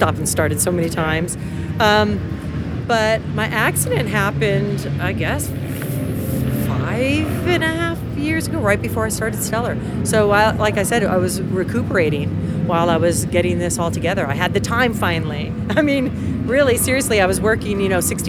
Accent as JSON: {"language": "English", "town": "Los Angeles", "region": "California", "country": "United States", "tie": "born or raised there", "said": "From LA. Yeah, that's my hometown."}